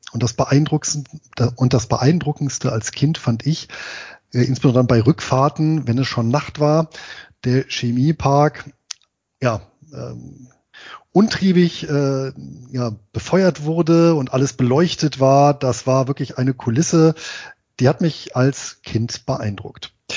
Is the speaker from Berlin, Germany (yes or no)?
no; Bonn, North Rhine-Westphalia, Germany; ich bin ja in Bonn geboren und im Bonner Umland groß geworden.